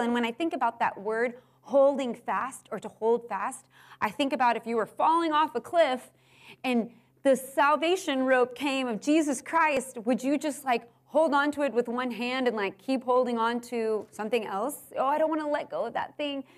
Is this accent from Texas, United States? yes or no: yes; Houston, Texas, United States; I grew up in Houston.